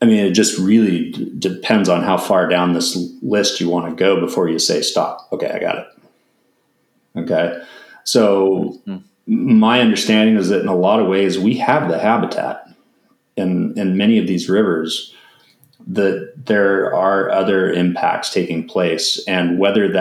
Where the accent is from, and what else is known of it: United States